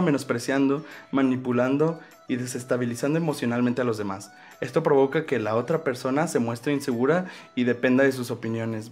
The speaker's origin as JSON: {"language": "Spanish", "country": "Mexico"}